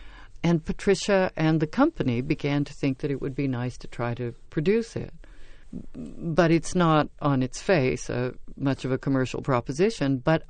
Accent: Sacramento, California, United States; Because I grew up in California in various places. My dad was in the service, so we moved around a lot, and then we settled in Sacramento.

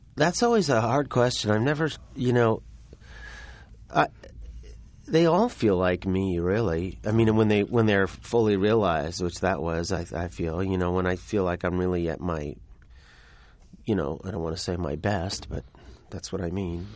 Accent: New York, United States; I grew up in New York

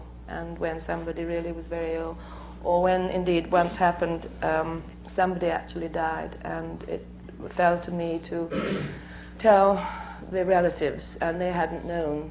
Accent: Bognor Regis, South East England, United Kingdom; a small repertory company in my hometown of Bognor Regis, which is a small south coast town in England

